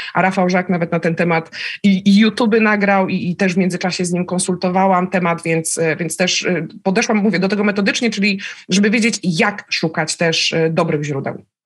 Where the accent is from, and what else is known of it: Szczecin, West Pomeranian Voivodeship, Poland; born or raised there; also born or lived in Lublin